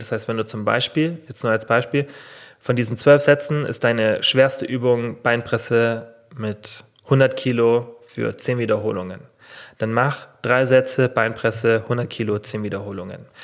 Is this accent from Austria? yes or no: no; Germany; hier bei uns in Deutschland